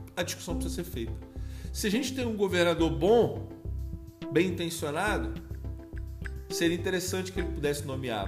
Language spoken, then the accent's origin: Portuguese; Rio de Janeiro, Brazil; eu sou carioca